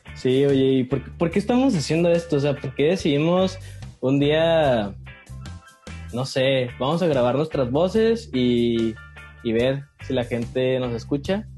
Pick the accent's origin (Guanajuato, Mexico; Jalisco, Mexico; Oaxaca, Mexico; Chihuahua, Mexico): Chihuahua, Mexico; Ciudad Juárez; moved away as an adult; now in Mexico City, Mexico; ya llevo cuatro años viviendo en la Ciudad de México, soy de Ciudad Juárez, Chihuahua, como Ana.